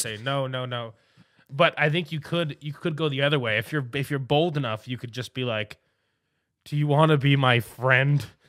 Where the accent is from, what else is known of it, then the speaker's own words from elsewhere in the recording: New York City, New York, United States; I'm a New Yorker